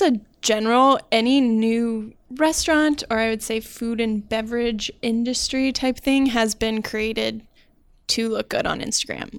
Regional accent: Iowa, United States; moved away as an adult; now in Minnesota, United States; I'm from Iowa

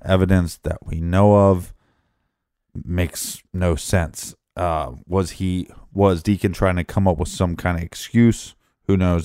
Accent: Richmond, Midwest, United States; moved away; I was from Richmond, forty thousand people

